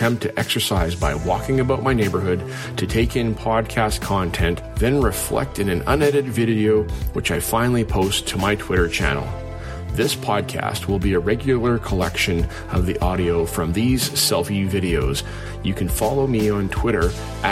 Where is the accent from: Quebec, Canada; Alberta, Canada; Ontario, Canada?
Alberta, Canada; Calgary; I grew up in Alberta, Shelley. So I grew up in Calgary, the other city.